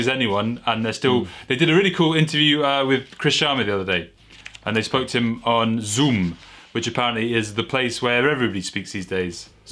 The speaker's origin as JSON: {"language": "English", "region": "Scotland", "country": "United Kingdom", "moved": "yes", "lives_now": "France", "said": "I'm Scottish"}